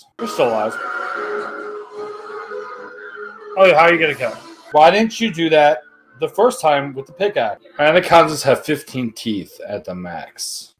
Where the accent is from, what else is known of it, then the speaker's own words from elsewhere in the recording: Paraguay; Even though I'm not from Portugal, I'm from Paraguay.